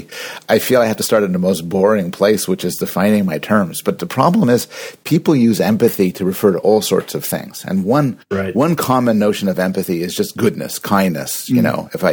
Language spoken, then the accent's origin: English; Canada; I'm Canadian